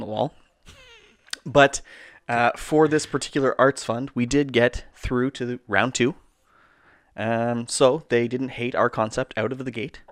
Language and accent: English; Canada; We're Canadian filmmakers